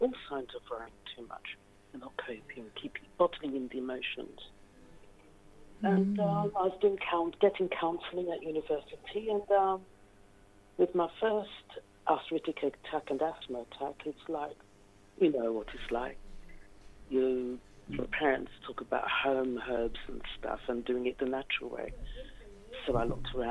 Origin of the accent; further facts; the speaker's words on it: London, United Kingdom; I grew up in London. My parents are from St. Lucia in the Caribbean, and I was brought up in the East End of London